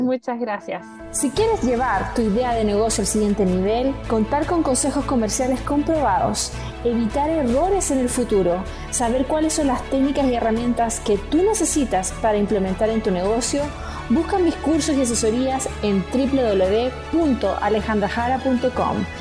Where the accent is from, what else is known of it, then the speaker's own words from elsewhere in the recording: China; also born or lived in Chile; now in Mexico; yo nací en Chile, eh, como muchos también de la audiencia conocen, yo viví toda mi juventud en China